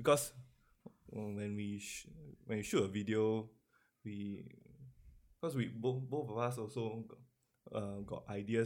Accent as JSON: {"language": "English", "country": "Singapore", "said": "I'm typical Singaporean"}